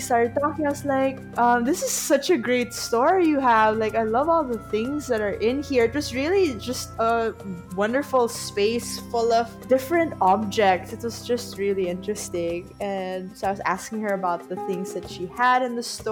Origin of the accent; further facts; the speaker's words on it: Philippines; I'm from the Philippines